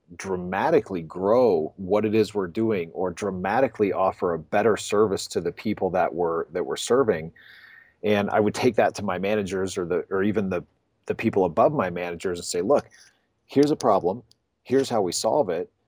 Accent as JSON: {"language": "English", "town": "Pensacola", "region": "Florida", "country": "United States", "tie": "born or raised there", "also_born_or_lived": "Gainesville, Florida", "moved": "as an adult", "lives_now": "Denver, United States", "said": "I grew up in Pensacola"}